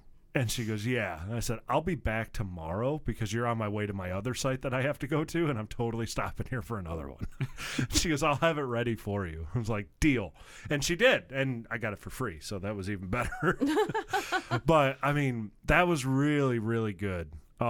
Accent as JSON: {"language": "English", "region": "Michigan", "country": "United States", "lives_now": "southern United States", "said": "a lot of people, when I told them that I was from Michigan, they initially did not believe me. Which was kind of fun. Now, I'm in the southern states."}